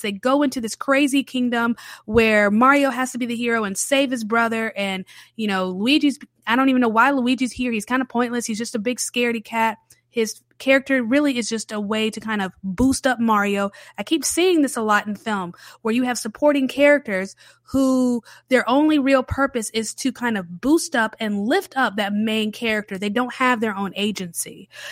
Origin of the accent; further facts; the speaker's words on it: Charlotte, North Carolina, United States; moved away as an adult; now in New Orleans, United States; raised in the city of Charlotte in North Carolina